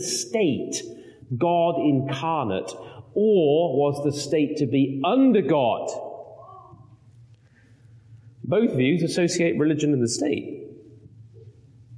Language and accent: English; United Kingdom; moved away; as a Brit